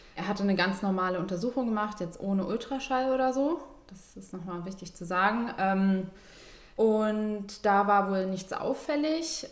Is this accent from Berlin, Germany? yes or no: yes; Berlin, Germany; Ich komme eigentlich eher so aus dem Süden. Ja. Steglitz und so